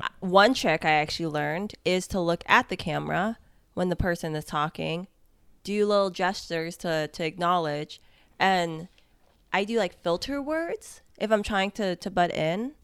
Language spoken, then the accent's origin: English; United States; as an American